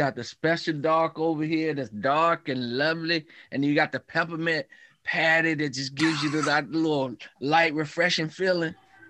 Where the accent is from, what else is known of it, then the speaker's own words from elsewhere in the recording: South Carolina, United States; I grew up in South Carolina.